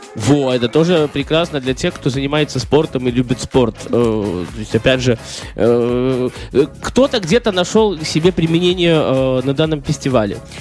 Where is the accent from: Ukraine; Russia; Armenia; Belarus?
Belarus